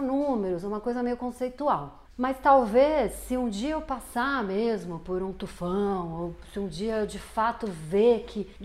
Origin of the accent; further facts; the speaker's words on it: São Paulo, Brazil; Nasci aqui no Brasil, São Paulo, bem imersa numa família classe média